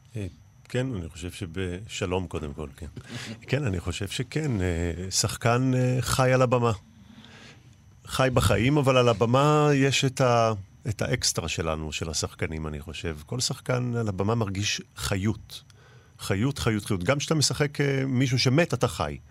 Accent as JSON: {"language": "Hebrew", "town": "Mishmar HaEmek", "region": "Northern District", "country": "Israel", "tie": "born or raised there", "said": "אני בן קיבוץ משמר העמק, ובאמת הייתי בלינה המשותפת"}